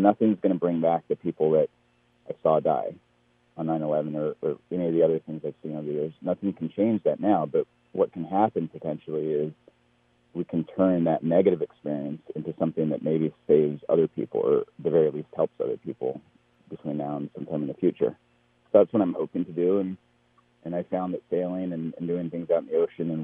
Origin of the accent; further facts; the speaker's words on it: the Bay Area, California, United States; I'm from the Bay Area